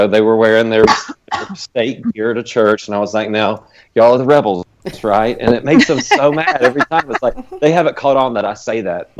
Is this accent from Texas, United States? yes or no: no; North Carolina, United States; now in Tennessee, United States; Since I grew up in North Carolina.